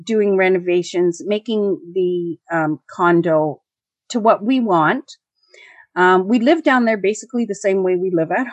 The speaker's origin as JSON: {"language": "English", "country": "Canada", "first_language": "English", "said": "we're Canadian"}